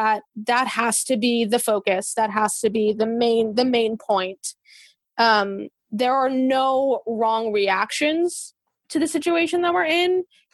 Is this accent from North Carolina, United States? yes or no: no; New York, United States; moved away as an adult; now in California, United States; I'm a trans queer activist. I'm from New York, but I moved to California in 2014